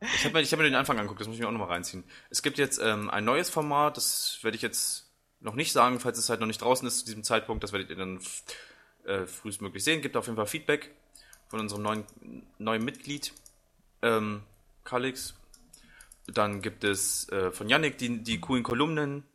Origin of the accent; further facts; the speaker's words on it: Braunschweig, Lower Saxony, Germany; ich komm halt aus Braunschweig